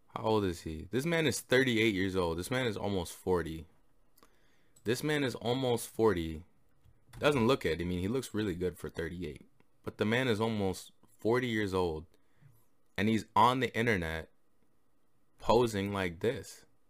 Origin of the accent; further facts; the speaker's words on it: Canada; I'm Canadian